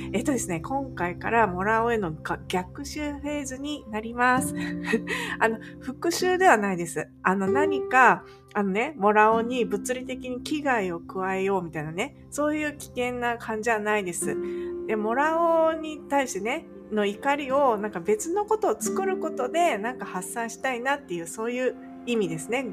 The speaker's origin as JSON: {"language": "Japanese", "country": "Japan", "tie": "born or raised there", "moved": "as an adult", "lives_now": "California, United States", "said": "私はもっと地方出身なんですよ"}